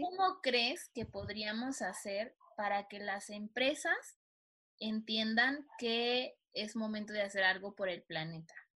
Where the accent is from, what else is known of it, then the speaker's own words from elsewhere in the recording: Mexico; nosotros como mexicanos